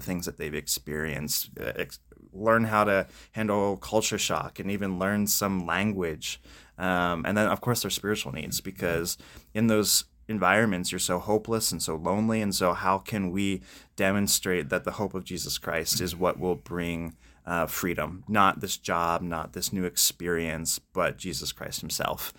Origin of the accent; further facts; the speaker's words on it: Spring Grove, Pennsylvania, United States; I grew up in Spring Grove